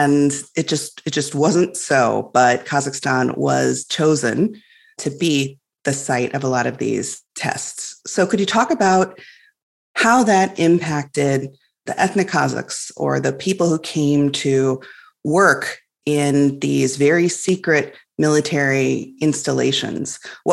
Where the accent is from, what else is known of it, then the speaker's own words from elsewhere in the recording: Illinois, United States; I grew up in Illinois, which is on the prairie.